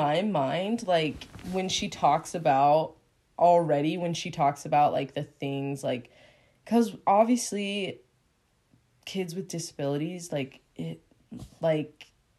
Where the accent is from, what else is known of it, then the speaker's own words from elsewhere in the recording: Utah, United States; growing up in Utah that I was a different skin color.